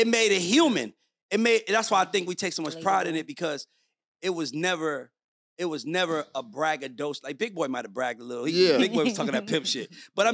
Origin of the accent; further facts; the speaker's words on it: New York, United States; now in Atlanta, United States; I grew up in New York